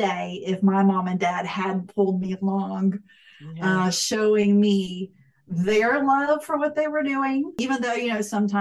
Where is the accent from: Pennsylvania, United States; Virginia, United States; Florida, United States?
Florida, United States; I grew up in Florida